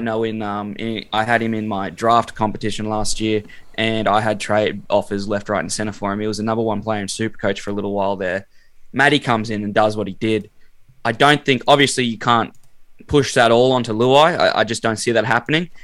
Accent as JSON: {"language": "English", "town": "Brisbane", "region": "Queensland", "country": "Australia", "said": "I'm from Brizzy"}